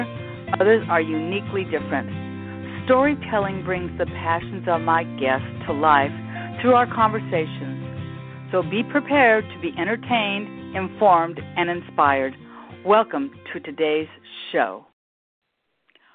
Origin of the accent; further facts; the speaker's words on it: Los Angeles, California, United States; we both grew up in Los Angeles